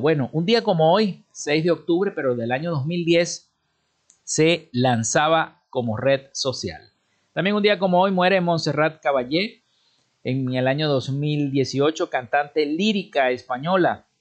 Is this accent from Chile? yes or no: no; Venezuela; nosotros como venezolanos